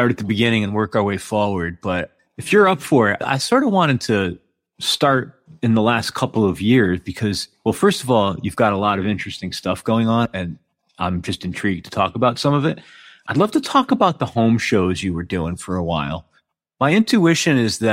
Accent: outside of New Haven, Connecticut, United States; also born or lived in New York; I grew up outside of New Haven, so I know that neck of the woods.

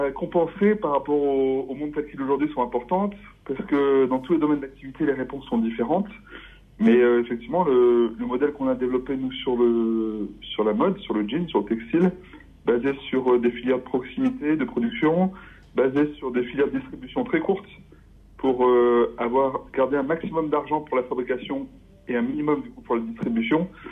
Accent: Voreppe, Isère, Auvergne-Rhône-Alpes, France; now in Romans-sur-Isère, France; J'ai grandi à Vorette, en Isère

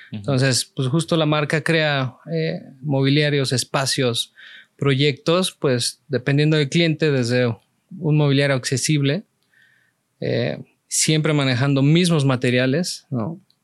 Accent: Mexico City, Mexico; una niñez cualquiera en la Ciudad de México

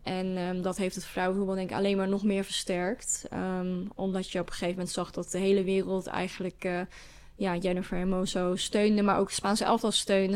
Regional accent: Hengelo, Overijssel, Netherlands; met een school uit Hengelo, waar ik vandaan kom

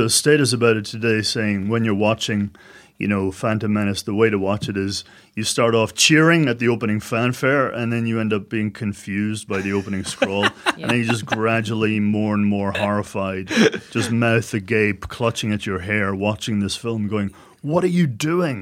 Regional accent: Ireland; now in Australia; I'm an Irish man

